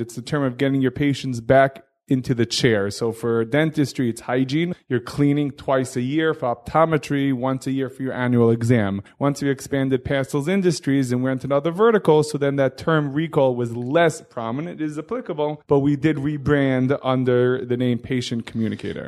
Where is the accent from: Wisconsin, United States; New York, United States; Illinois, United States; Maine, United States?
New York, United States; New York City; I grew up in Hillcrest in, uh, Queens, New York